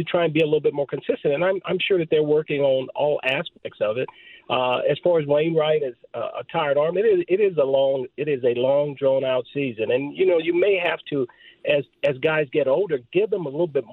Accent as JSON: {"language": "English", "region": "Southern California", "country": "United States", "tie": "born or raised there", "said": "I didn't have growing up in Southern California"}